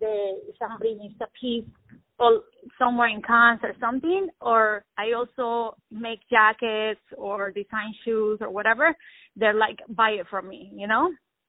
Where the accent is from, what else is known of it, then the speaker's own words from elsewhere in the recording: Las Vegas, Nevada, United States; Since I grew up in Las Vegas, I have like a little Mexican, Spanish, Colombian going on.